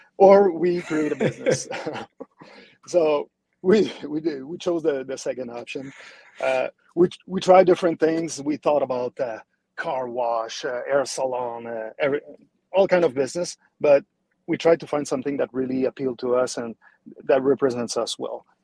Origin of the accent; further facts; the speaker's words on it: Montreal, Quebec, Canada; accent: French-Canadian; moved away as an adult; now in Cooper City, United States; as you can hear my accent, I'm a French-Canadian.